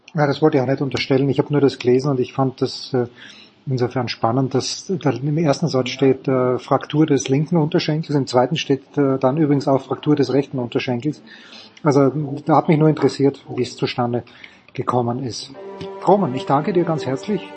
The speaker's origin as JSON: {"language": "German", "country": "Austria"}